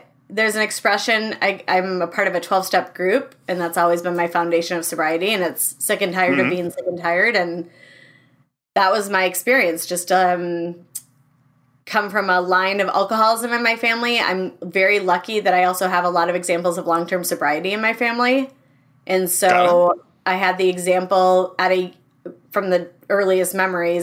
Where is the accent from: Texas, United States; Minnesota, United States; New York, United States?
Minnesota, United States; Minneapolis; also born or lived in Madison, Wisconsin; I grew up in the Twin Cities.